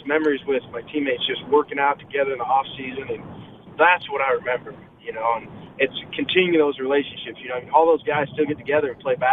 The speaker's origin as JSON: {"language": "English", "town": "Pleasant Grove", "region": "Utah", "country": "United States", "tie": "born or raised there", "also_born_or_lived": "California", "said": "I was born in California, but raised in Pleasant Grove"}